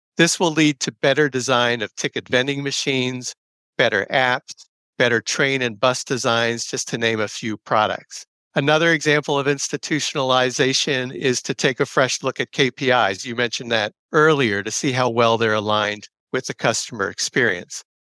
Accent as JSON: {"language": "English", "region": "New Jersey", "country": "United States", "tie": "born or raised there", "moved": "yes", "said": "I'm originally from New Jersey. I grew up riding the, uh, old Conrail system that preceded New Jersey Transit"}